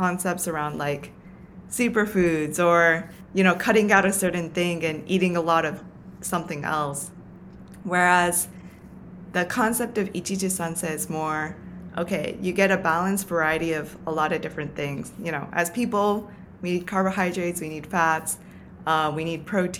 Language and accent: English; Tokyo, Japan; now in New York City, United States; the environment that I grew up in Tokyo